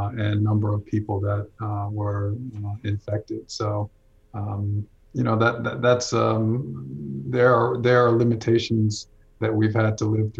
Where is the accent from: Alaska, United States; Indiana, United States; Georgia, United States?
Georgia, United States; Atlanta; I'm a native, you know, I've grown up in Atlanta